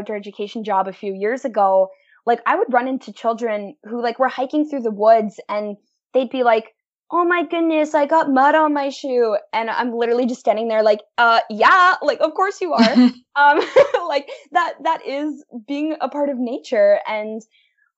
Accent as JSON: {"language": "English", "town": "Welland", "region": "Ontario", "country": "Canada", "tie": "born or raised there", "said": "I'm from Welland, Ontario. So we're, like, located right in the heart of the Niagara region"}